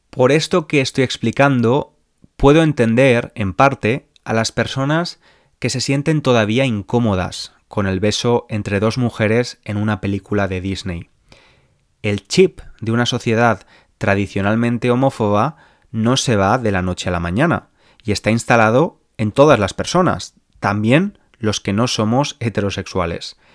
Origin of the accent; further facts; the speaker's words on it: Spain; born there; Nací en España, país de mayoría católica, y bebí del catolicismo los primeros años de mi vida.